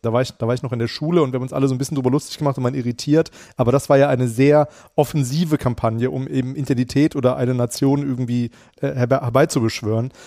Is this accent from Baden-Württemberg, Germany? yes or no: no; Frankfurt, Hesse, Germany; wir Hessen